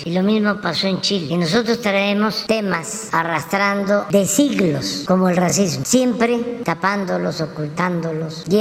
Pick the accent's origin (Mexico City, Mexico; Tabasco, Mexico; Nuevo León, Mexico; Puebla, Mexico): Tabasco, Mexico; Yo soy de Tabasco y durante mi niñez pues solo cuando replicaban fuerte usaba zapatos